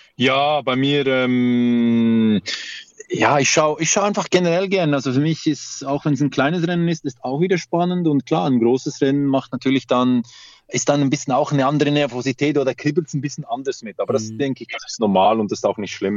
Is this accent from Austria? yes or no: no; Switzerland; bei uns in der Schweiz